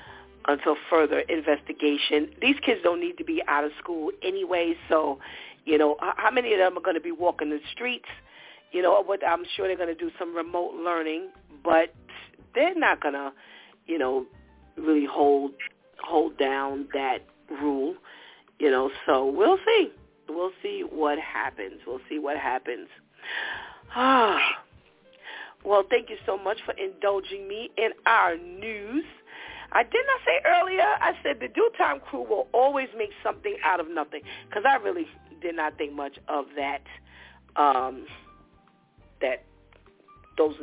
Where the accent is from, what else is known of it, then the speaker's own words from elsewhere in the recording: New York City, New York, United States; I grew up in the New York City high school area as …, as …